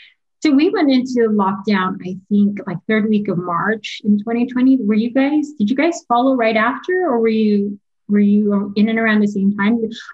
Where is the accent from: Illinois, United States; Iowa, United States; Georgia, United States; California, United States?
California, United States; South Orange County; I'm from South Orange County.